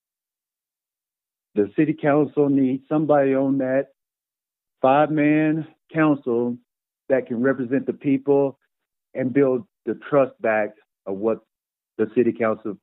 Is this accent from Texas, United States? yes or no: yes; Dalhart, Texas, United States; moved away as an adult; also born or lived in Des Moines, Iowa; now in Amarillo, United States; I grew up in Dalhart, Texas